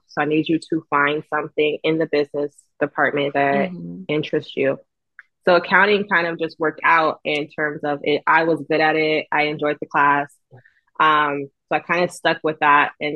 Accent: Los Angeles, California, United States; also born or lived in Huntsville, Alabama; I am from Los Angeles

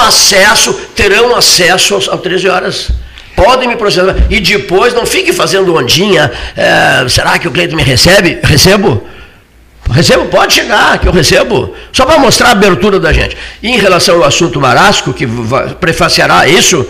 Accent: Cerrito, Rio Grande do Sul, Brazil; moved away; Eu sou lá do Cerrito

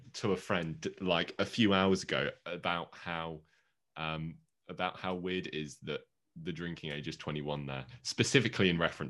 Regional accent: England, United Kingdom; because I'm English

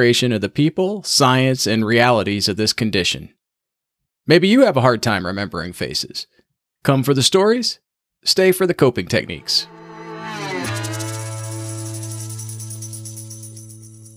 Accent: Indiana, United States; also born or lived in Michigan; now in Rhode Island, United States; I grew up in Indiana, and I live in Rhode Island now

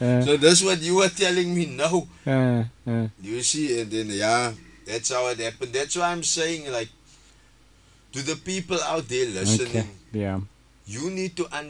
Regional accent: Cape Town, Western Cape, South Africa; moved away as an adult; I'm staying here now, like 5-6 years, I'm from Woodstock.

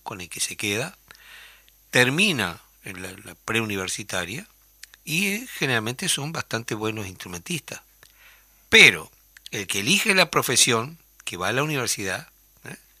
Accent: Uruguay

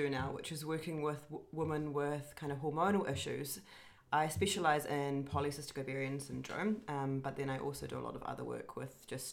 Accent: New Zealand; moved away; my home country of New Zealand

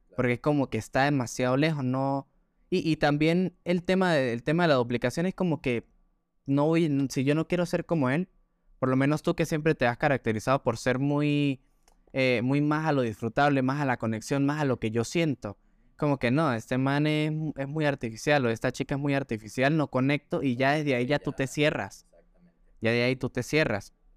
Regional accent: Gocho, Táchira, Venezuela; accent: gocho; pues soy muy gocho de Venezuela, y, es un acento

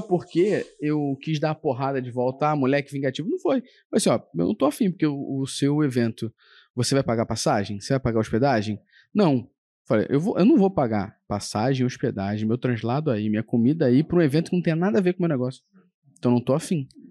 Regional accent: Rio de Janeiro, Brazil; a gente é carioca

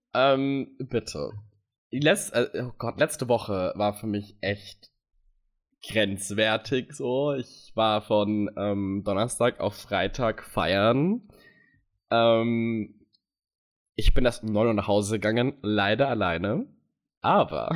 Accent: United States; moved away; bin aus den USA

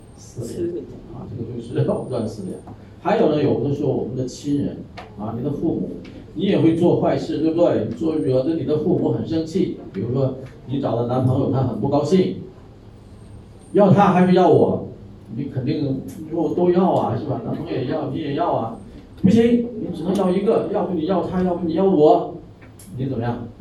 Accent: Thailand; 我们泰国人也吃那个，掰开以后怎么样？有没有丝啊？

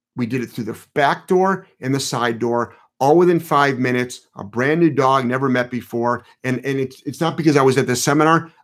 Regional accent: Cleveland, Ohio, United States; I'm from Ohio. So I'm from Ohio. I actually, Um, I'm from Cleveland.

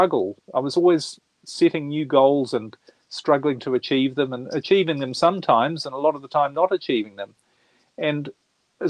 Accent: New Zealand; moved away as an adult; now in Europe; I was brought up in New Zealand. I'm born in New Zealand, brought up there, and spent most of my life there. I live in Europe now

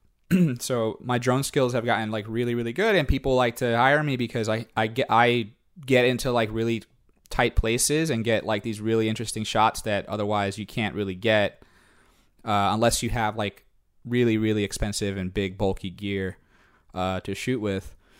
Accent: Puerto Rico; also born or lived in New York; now in Louisiana, United States; I was born in New York, but I grew up in Puerto Rico.

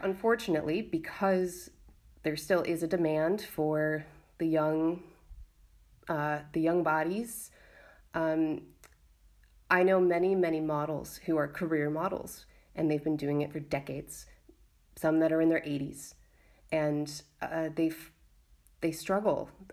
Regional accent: United States; now in Valencia, Spain; I'm an American artist and feminist activist living in Valencia, Spain

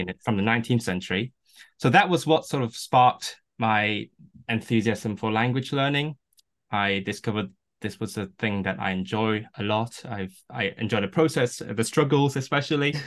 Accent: Hong Kong; first language Cantonese; English is a second language; now in Manchester, United Kingdom; my mother tongue is Cantonese, uh, which is from Canton, and I'm from Hong Kong myself. Uh, so I grew up speaking that, and I, um, I grew up in this environment that pretty much only speaks Cantonese.

